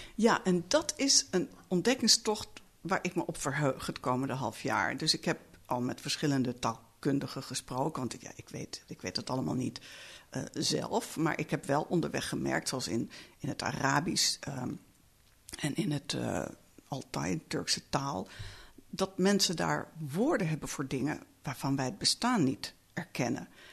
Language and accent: Dutch; Netherlands; ik kom uit Nederland